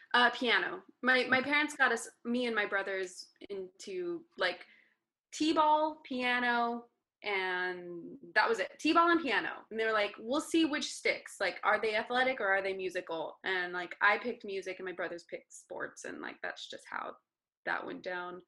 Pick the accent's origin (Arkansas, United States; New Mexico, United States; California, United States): New Mexico, United States; Las Cruces; moved away as an adult; also born or lived in Ohio / New York City, New York; now in Los Angeles, United States; las cruces new mexico